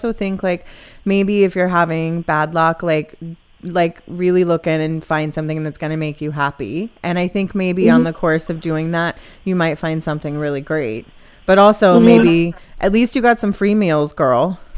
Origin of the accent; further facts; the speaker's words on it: Mississippi, United States; moved away; I'm from Mississippi.